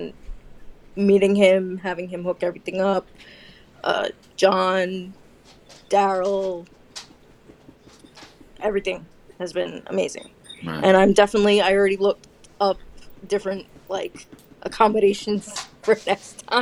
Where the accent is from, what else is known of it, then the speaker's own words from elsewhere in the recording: New York, United States; I'm from New York